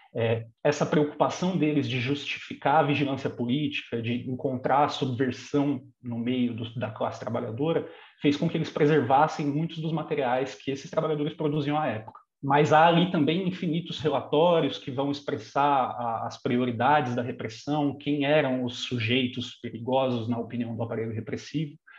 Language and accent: Portuguese; São Bernardo do Campo, São Paulo, Brazil; sou de São Bernardo do Campo